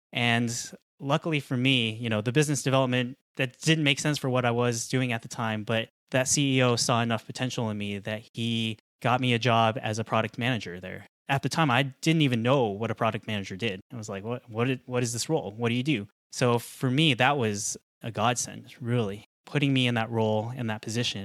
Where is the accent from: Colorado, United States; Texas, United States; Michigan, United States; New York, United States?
Colorado, United States; I was born in Colorado. I grew up in Colorado.